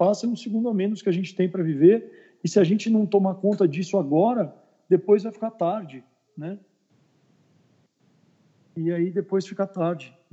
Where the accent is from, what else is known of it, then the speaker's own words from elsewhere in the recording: São Paulo, Brazil; born there; now in Belo Horizonte, Brazil; eu sou daqui de BH, né? Na verdade, eu sou nascido em São Paulo, mas moro aqui em BH há mais de 23 anos.